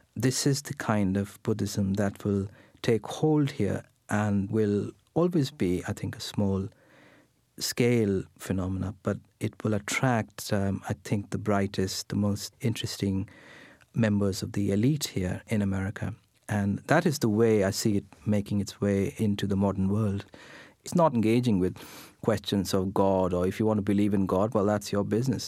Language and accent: English; India; English is a second language; I sit here speaking in English, which is not my first language. I'm sitting here, you know, wearing Western clothes, an Indian born in India